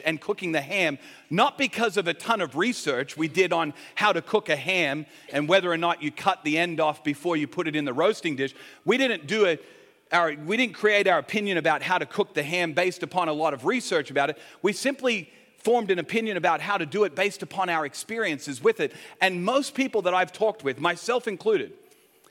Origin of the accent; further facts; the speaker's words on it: Sydney, New South Wales, Australia; I grew up in Sydney